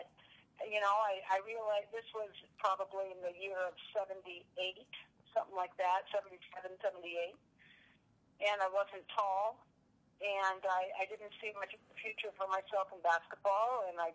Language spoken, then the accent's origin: English; Seattle, Washington, United States; moved away as an adult; now in Colorado, United States; I grew up in Montlake. I went to Montlake Elementary School and Madrona